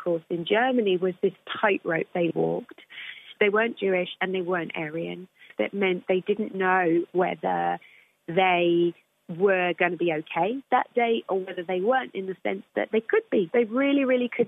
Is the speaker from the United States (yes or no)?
no; United Kingdom; I'm British and I'm also black and I'm also female.